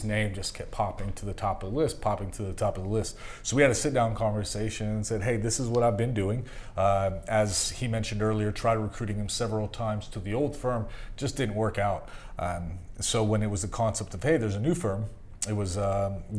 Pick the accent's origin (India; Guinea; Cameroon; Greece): Greece; So, it's growing up in Greece, we still own a hotel there. It's an 18-room villa.